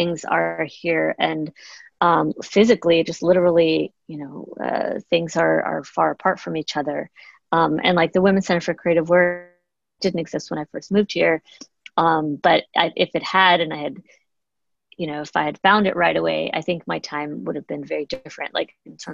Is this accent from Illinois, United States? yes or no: yes; Chicago, Illinois, United States; moved away; growing up in Chicago